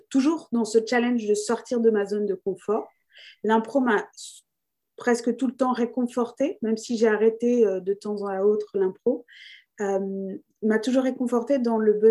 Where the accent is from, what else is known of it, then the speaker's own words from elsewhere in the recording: France; also born or lived in Australia; donc, je suis née en Australie euh, donc, j'ai eu la chance euh, de naître euh, avant les années 90 pour vous donner un indice sur mon âge, mais il y avait le droit du sol. Donc, j'ai eu la nationalité australienne. Mais j'ai grandi en France